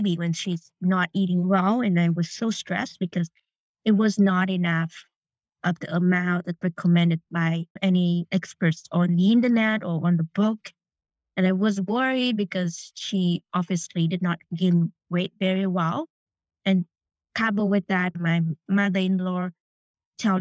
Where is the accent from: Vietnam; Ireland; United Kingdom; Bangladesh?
Vietnam; moved away; I grew up in Vietnam